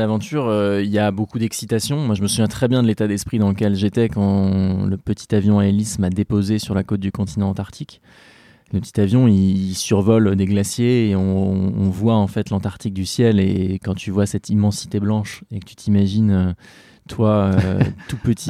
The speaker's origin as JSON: {"language": "French", "area": "Seine-Maritime", "region": "Normandy", "country": "France", "said": "je suis né en Normandie"}